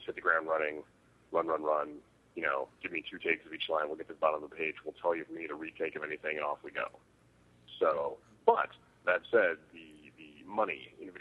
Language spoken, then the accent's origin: English; Riverside, California, United States; also born or lived in Los Angeles; I'm from Riverside initially, which is just in like an hour outside